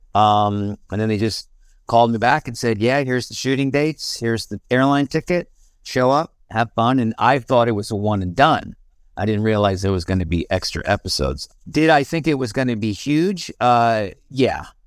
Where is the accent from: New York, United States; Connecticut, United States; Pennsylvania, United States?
New York, United States; Albany; moved away as an adult; now in California, United States; I grew up in Albany, New York, and lived in New York, um, pretty much my whole life until I moved out to California in two thousand